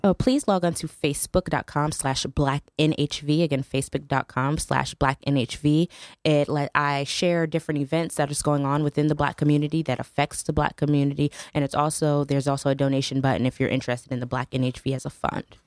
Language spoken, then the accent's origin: English; New Haven, Connecticut, United States; I'm from New Haven.